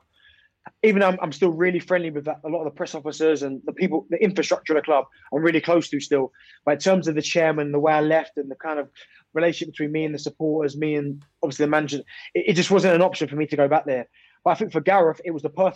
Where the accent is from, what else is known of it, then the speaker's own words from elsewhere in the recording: London, United Kingdom; moved away as an adult; I'm from London